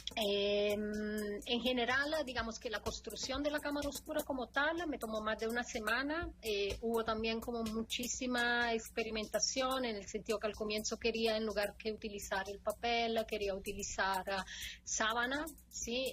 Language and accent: Spanish; Italy; Spanish is a second language; moved away; yo soy italiana